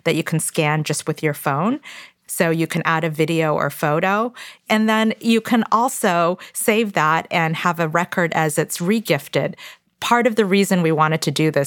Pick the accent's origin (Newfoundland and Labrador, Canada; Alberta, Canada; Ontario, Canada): Ontario, Canada; Toronto; English is a second language; also born or lived in Korea; we moved from Korea to Toronto, Canada when I was 4 years old